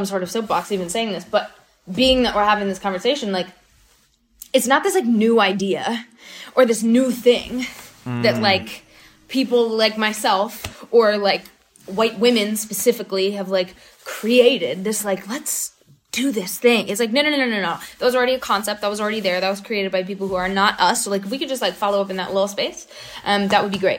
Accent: North Carolina, United States; I grew up in North Carolina

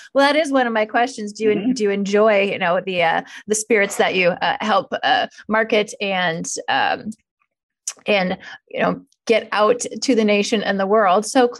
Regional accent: Sioux Falls, South Dakota, United States; moved away; And at one time, I actually lived in my hometown of Sioux Falls, South Dakota.

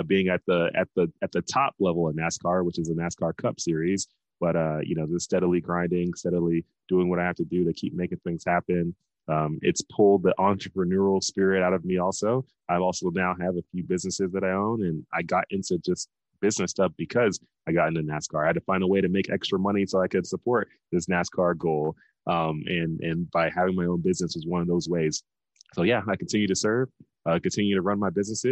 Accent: Dallas, Texas, United States; we're from Dallas, Texas

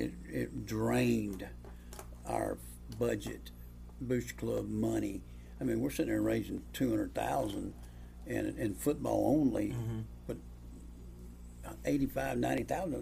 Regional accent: Heflin, Alabama, United States; also born or lived in Ohatchee, Alabama / Eufaula, Alabama; I grew up in Moachie, and in Heflin

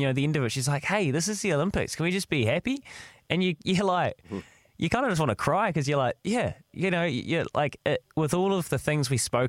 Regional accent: New Zealand; They are a total team that makes you proud to be a New Zealander.

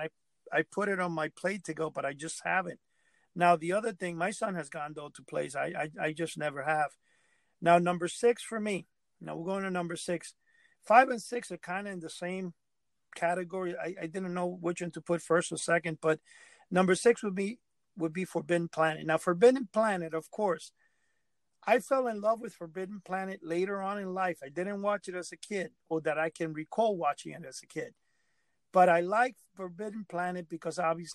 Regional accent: New York City, New York, United States; growing up in New York

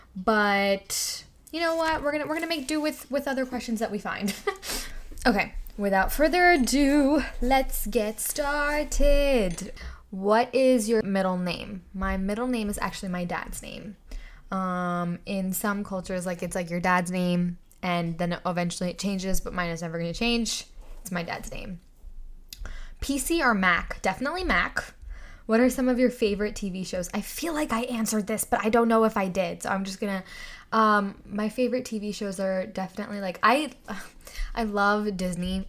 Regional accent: India; moved away; I grew up in India

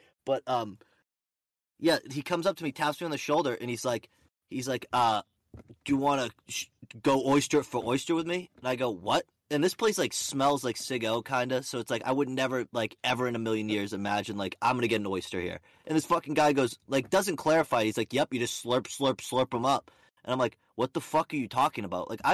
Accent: Plymouth, Massachusetts, United States; Cape Cod. That's where I'm from. Eastern Mass. We're from Plymouth

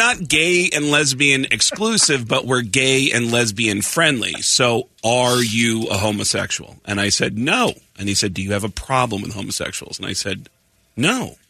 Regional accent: New York, United States; moved away; also born or lived in Seattle; I'm from New York, but Seattle's where my career started.

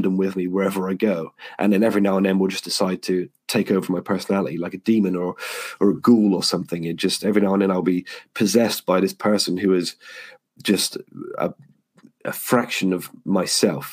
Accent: Yeovil, South West England, United Kingdom; I got home to my hometown of Yeovil

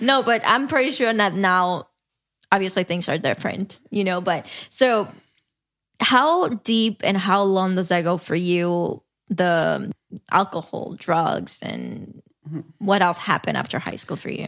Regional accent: New York, United States; moved away as an adult; now in Los Angeles, United States; I'm still from New York

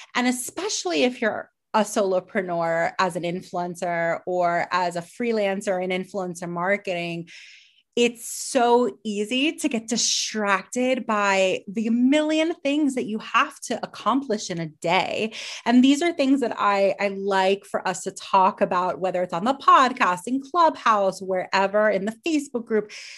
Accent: Miami, Florida, United States; we're both from Miami

